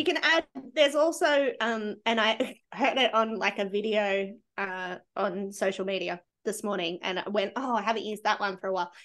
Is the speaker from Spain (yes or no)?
no; Australia; being Australian